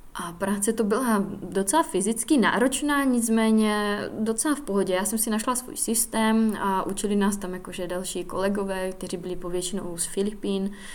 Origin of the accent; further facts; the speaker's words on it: Czechia; Studovala jsem tedy základku v Lučíně